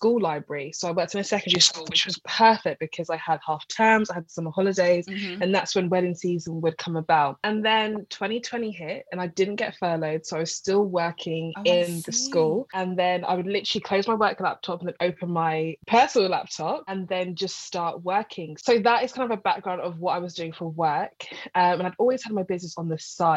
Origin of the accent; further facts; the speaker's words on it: London, United Kingdom; I'm from North London